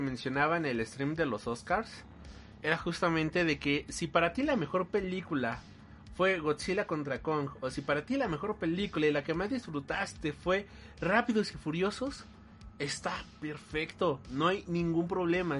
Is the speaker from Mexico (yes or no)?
yes; Mexico